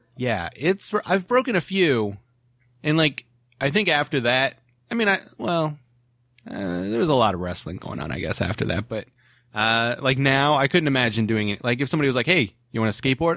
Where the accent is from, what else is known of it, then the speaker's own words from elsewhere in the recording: Ohio, United States; moved away as an adult; also born or lived in Williamsburg, Virginia; now in California, United States; "Hey, where are you from?" And I'd be like, "Ohio."